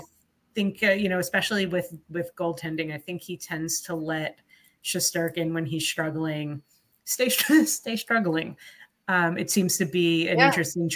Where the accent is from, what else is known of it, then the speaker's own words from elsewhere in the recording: New York, United States; we're all New Yorkers